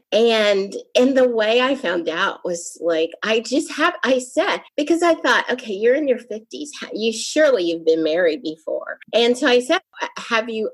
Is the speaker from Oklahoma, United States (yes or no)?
yes; Oklahoma, United States; I'm actually from Oklahoma.